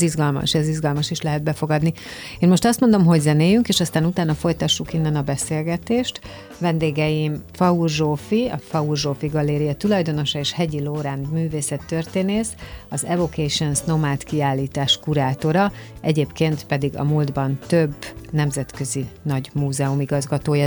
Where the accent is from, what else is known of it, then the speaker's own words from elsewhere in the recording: Hungary; mi, magyarok